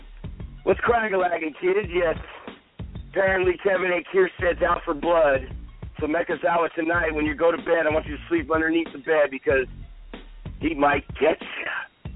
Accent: State of Mexico, Mexico; did you hear in my home state of Mexico, a restaurant shut down

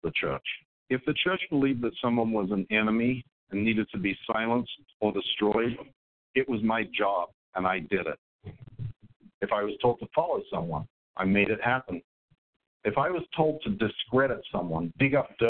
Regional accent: Australia; I grew up in Australia

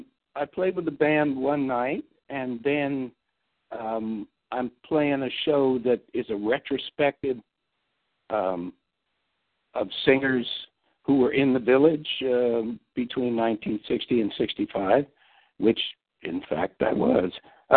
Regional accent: Long Island, New York, United States; moved away as an adult; also born or lived in Ohio / Point Reyes, California / Hawaii; I grew up on Long Island

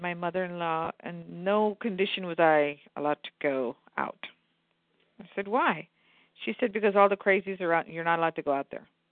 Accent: Maharashtra, India; now in United States; I'm from Maharashtra, where Mumbai is

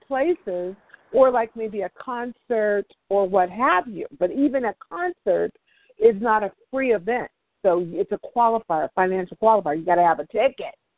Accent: Oakland, California, United States; I'm from Oakland

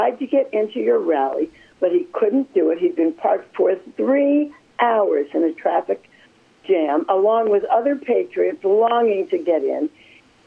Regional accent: Cleveland, Ohio, United States; I grew up in Cleveland, Ohio area

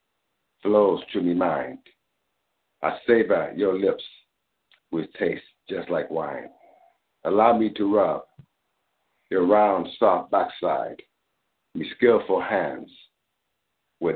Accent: Grenada; I'm from Grenada, Caribbean. And so a lot of me poetry is coming from a Caribbean, Grenadian type of vibe

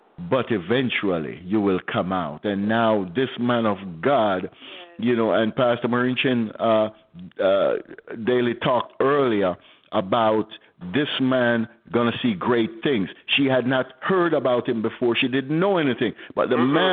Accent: Jamaica; I'm from Jamaica, too. I'm from one of the tough sides of Jamaica

